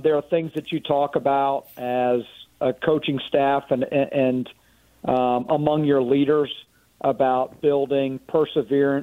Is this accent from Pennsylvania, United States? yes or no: no; Orlando, Florida, United States; moved away as an adult; now in Raleigh, United States; I grew up in the Orlando area, went to Winter Park High School, football at UCF